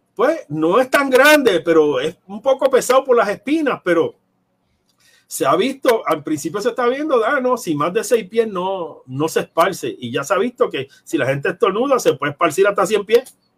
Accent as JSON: {"language": "Spanish", "town": "Ponce", "country": "Puerto Rico", "said": "yo soy de Ponce y trabajo en San Juan"}